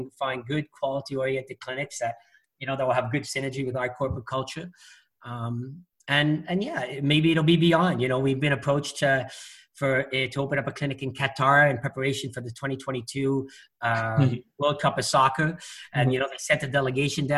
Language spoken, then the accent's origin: English; Quebec, Canada; I'm just born and raised in Quebec